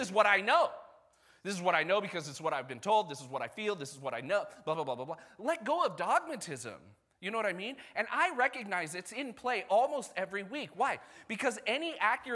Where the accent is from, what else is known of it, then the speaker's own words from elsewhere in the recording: United States; I'm also American